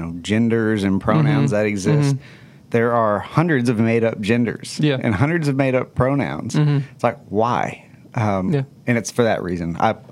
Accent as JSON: {"language": "English", "region": "Texas", "country": "United States", "said": "as Texans"}